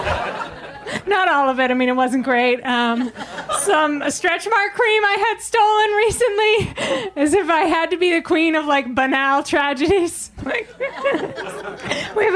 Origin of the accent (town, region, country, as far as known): Biddeford, Maine, United States; born or raised there